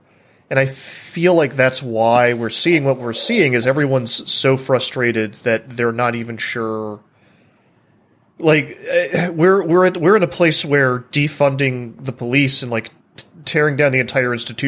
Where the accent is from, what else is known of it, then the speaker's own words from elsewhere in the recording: United States; I'm an American and because I've grown up in this paradigm